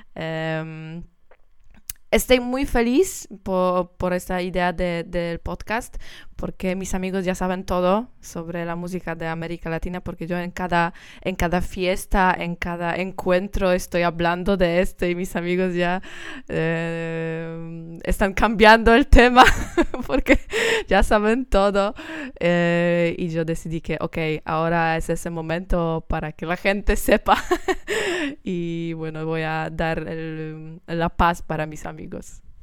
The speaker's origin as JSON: {"language": "Spanish", "country": "Poland", "second_language": "Spanish", "said": "soy, soy polaca"}